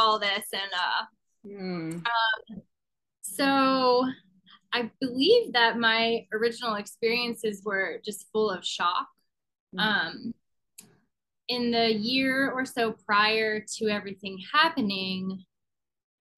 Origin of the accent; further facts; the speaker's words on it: Pittsburgh, Pennsylvania, United States; now in Los Angeles, United States; I grew up in Pittsburgh, so that's where my grandmother was.